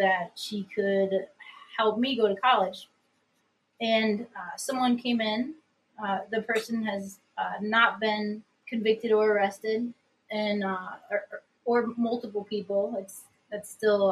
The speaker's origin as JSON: {"language": "English", "region": "Upstate New York", "country": "United States", "said": "I'm from Upstate New York"}